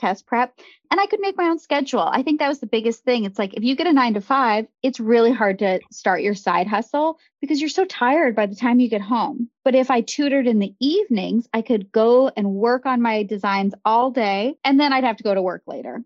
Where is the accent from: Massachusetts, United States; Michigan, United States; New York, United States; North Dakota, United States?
North Dakota, United States; Grand Forks; now in Chicago, United States; I grew up in Grand Forks, North Dakota